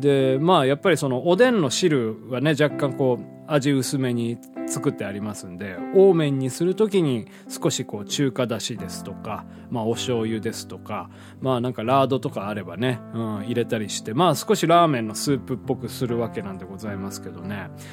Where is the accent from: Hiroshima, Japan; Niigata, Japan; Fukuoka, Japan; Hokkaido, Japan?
Hiroshima, Japan; 地元の広島で組んでいたバンド